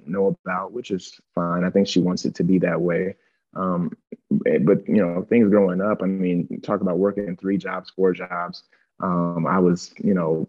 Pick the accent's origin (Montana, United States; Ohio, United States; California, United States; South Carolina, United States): Ohio, United States; Akron; growing up in Akron, Ohio, you know, in the inner city